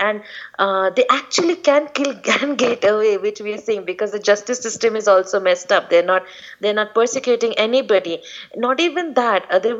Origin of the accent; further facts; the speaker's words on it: East India, India; we're not from North India. We're from East India